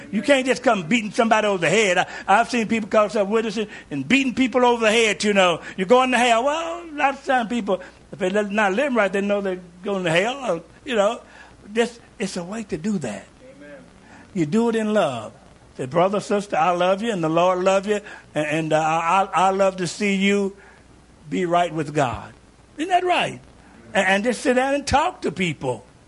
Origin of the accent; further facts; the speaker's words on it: Kentucky, United States; I grew up in Kentucky